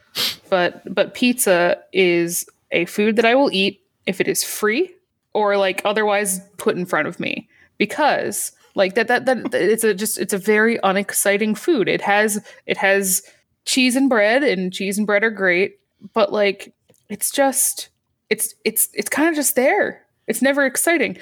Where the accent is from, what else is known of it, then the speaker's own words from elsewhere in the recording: Michigan, United States; also born or lived in Boston; now in Virginia, United States; I grew up in Michigan and then lived in, in, in Boston